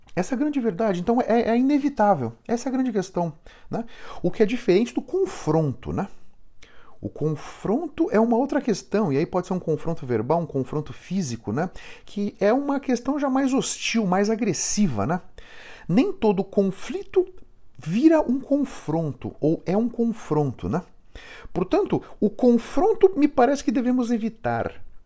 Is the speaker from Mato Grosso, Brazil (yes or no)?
no; São Paulo, Brazil; Eu fui criado em Moema, aqui em São Paulo.